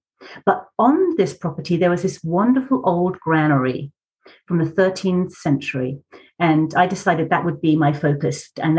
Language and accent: English; West Sussex, South East England, United Kingdom; moved away as an adult; also born or lived in London; now in Utah, United States; No, I hail from London. That's where I was born, London. And in England, we always say we moved to the country. So we moved when I was quite young out to the country. And that's where I'm from, West Sussex, down south. I'm a southern girl.